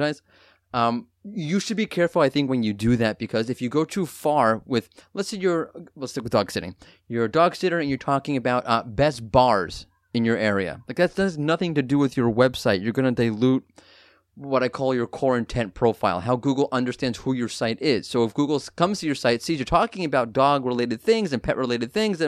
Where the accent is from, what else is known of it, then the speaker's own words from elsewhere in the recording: New York, United States; I'm from New York